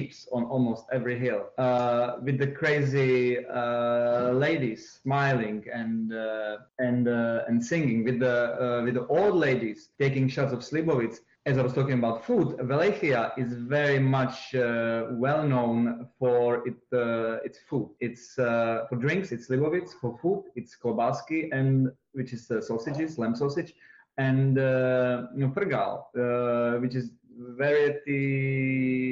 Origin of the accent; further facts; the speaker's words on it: Horní Konec, Wallachia, Moravia, Zlín Region, Czechia; first language Czech; English is a second language; moved away as an adult; now in New York City, United States; Horní Konec. It's my hometown, home village.